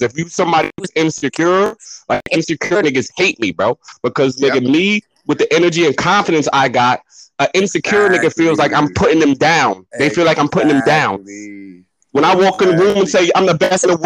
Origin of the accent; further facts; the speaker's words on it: Poughkeepsie, New York, United States; Poughkeepsie, PK, born and raised